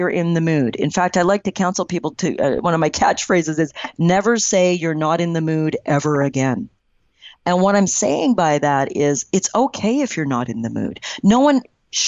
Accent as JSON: {"language": "English", "country": "Canada", "said": "I'm Canadian"}